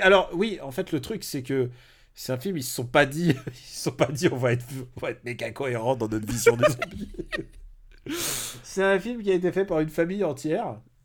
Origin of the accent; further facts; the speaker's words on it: Normandy, France; moved away; j'ai passé une partie de mon enfance aussi en Normandie